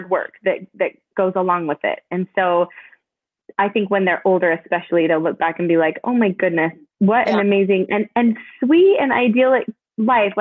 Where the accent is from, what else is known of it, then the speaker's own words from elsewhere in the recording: Canada; moved away; I grew up in Canada. I was born in Canada.